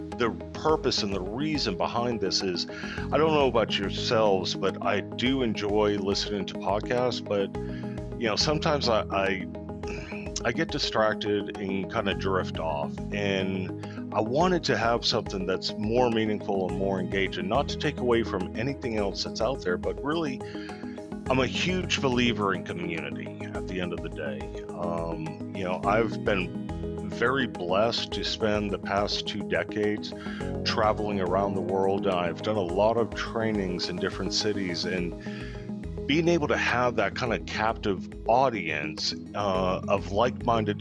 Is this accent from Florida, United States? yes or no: no; Texas, United States; We're in Texas. You're in my hometown